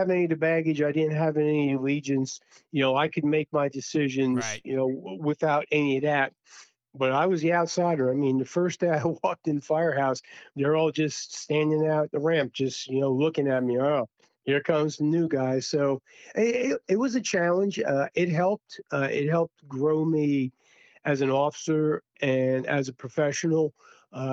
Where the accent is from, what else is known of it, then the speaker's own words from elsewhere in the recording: Long Island, New York, United States; moved away as an adult; also born or lived in Fort Bragg, North Carolina / Durham, North Carolina / Cherry Hill, New Jersey / California; I'm from Long Island